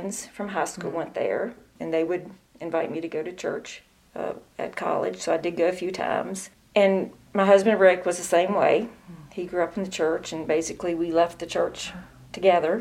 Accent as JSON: {"language": "English", "town": "Shenandoah", "region": "Virginia", "country": "United States", "tie": "born or raised there", "moved": "as an adult", "lives_now": "Elkton, United States", "said": "I'm from Shenandoah, or as the people that live there say, Shenador"}